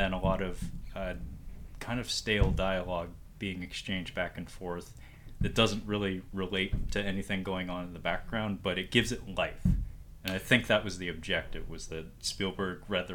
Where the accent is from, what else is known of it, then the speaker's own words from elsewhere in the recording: United States; as an American